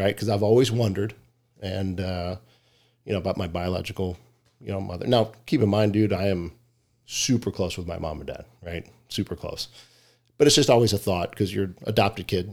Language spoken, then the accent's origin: English; Richmond, Virginia, United States; moved away as an adult; now in Arizona, United States; Grew up in Richmond, Virginia